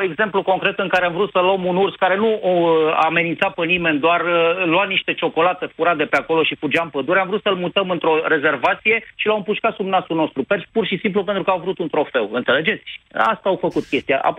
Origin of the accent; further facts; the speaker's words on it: Brașov, Brașov County, Romania; sunt din Brașov, nu vorbesc prostii. Sunt în cartierul Răcădău